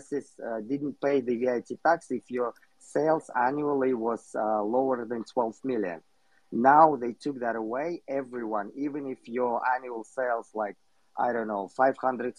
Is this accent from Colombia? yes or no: no; Kyrgyzstan; I'm from Kyrgyzstan